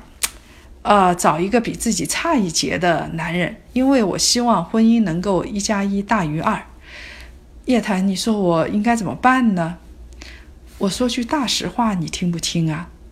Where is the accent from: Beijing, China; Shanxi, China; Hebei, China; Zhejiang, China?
Zhejiang, China; Hangzhou; 我从小生活在杭州